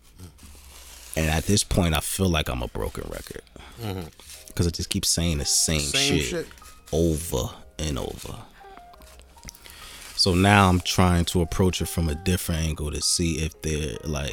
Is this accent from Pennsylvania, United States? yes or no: no; Jersey City, New Jersey, United States; I was born and raised in the Midtown area.